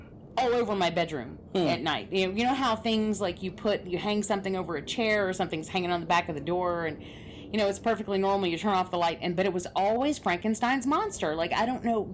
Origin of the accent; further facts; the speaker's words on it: Atlanta, Georgia, United States; I grew up in Atlanta